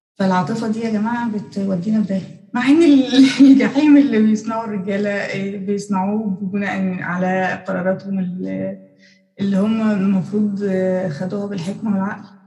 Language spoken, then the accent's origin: Arabic; Egypt; عندنا في الأقاليم